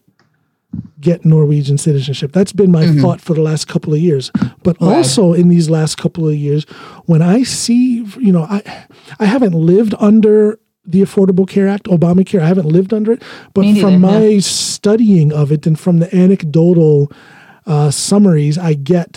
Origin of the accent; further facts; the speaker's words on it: United States; now in Norway; I identify very much as an American